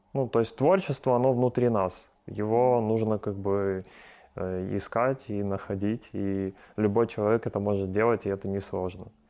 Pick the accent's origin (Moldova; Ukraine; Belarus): Ukraine; здесь у нас в Украине